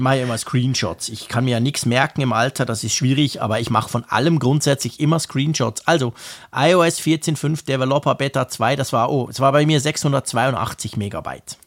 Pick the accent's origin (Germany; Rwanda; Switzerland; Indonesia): Switzerland; als Schweizer